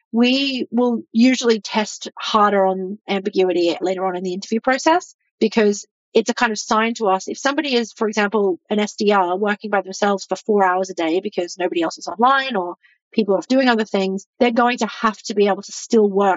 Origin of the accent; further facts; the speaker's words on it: Australia; moved away as an adult; now in United States; I'm from Australia and I live in the US and all of my family are in Australia